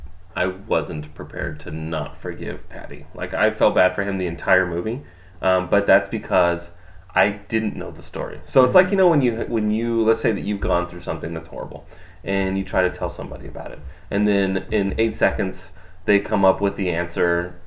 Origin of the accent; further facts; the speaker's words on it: California, United States; I'm Californian, so I don't.